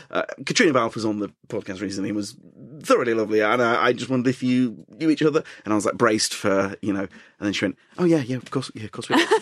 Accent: Yorkshire and the Humber, United Kingdom; as a Yorkshireman

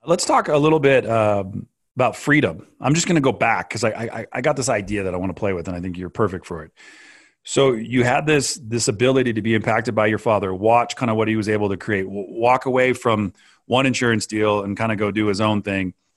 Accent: California, United States; born or raised there

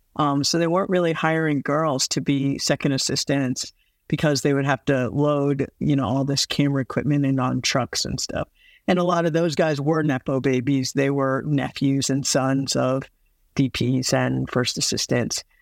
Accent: Midwest, United States; moved away; also born or lived in the South; I grew up in the Midwest, um, and in the South

